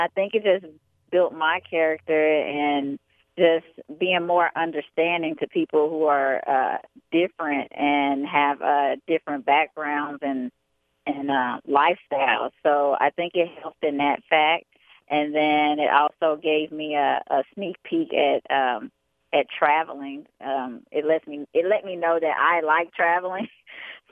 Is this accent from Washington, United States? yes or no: no; Chicago, Illinois, United States; also born or lived in Atlantic City, New Jersey / Bronx, New York; I was born in Atlantic City, New Jersey, but I was raised in Chicago, Illinois